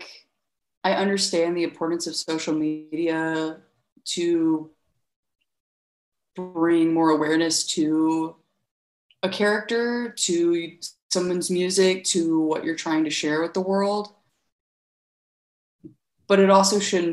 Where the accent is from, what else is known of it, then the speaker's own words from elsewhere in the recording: Birmingham, Alabama, United States; moved away as an adult; also born or lived in Nashville, Tennessee; now in Athens, United States; I actually grew up in Birmingham, Alabama, which is 3 hours south.